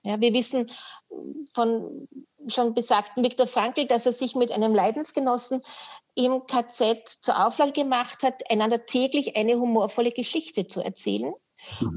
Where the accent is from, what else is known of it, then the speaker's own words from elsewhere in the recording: Vienna, Austria; now in Upper Austria, Austria; ich bin geborene Wienerin, dafür kann ja. ich nichts und lebe in Oberösterreich noch